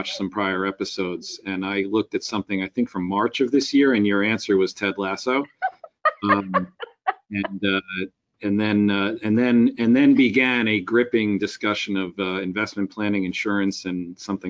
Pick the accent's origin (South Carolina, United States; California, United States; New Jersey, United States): New Jersey, United States; Westfield; I've also been an elected official in my hometown in Westfield